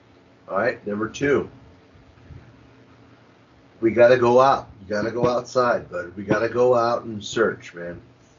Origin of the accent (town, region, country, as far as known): United States